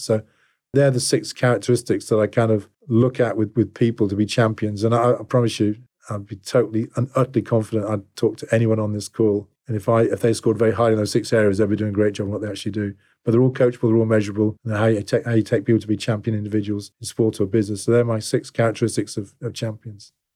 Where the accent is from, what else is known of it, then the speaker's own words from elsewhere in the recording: England, United Kingdom; also born or lived in Sydney, Australia; I'm English to a fault